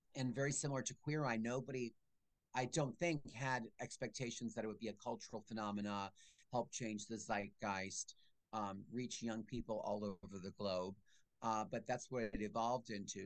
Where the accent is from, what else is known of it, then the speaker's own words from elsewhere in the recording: Allentown, Pennsylvania, United States; I'm from Allentown